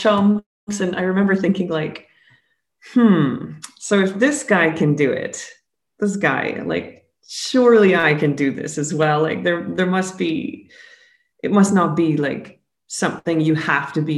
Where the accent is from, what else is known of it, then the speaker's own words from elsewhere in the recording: Alberta, Canada; moved away as an adult; I'm originally from Alberta, Canada